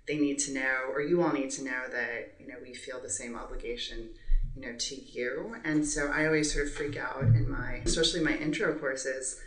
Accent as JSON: {"language": "English", "town": "San Antonio", "region": "Texas", "country": "United States", "moved": "yes", "lives_now": "Rio Grande Valley, United States", "said": "I'm from San Antonio originally"}